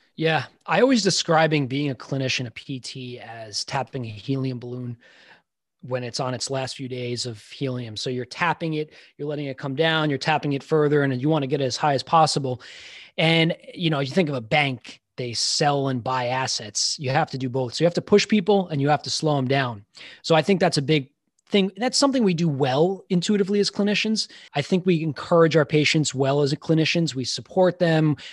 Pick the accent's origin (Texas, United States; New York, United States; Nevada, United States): New York, United States; Long Island; I grew up in Long Island